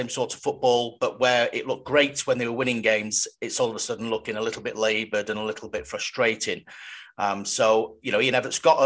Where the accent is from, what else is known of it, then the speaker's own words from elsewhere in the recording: Cheltenham, South West England, United Kingdom; my hometown club Cheltenham